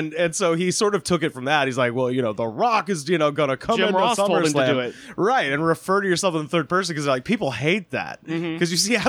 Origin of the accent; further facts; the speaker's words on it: Auburn, Alabama, United States; I grew up in Auburn, Alabama